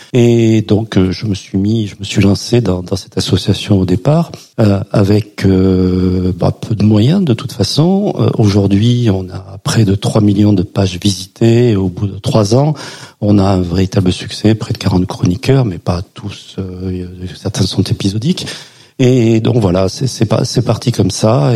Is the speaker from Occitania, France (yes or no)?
yes; Perpignan, Occitania, France; je suis de Perpignan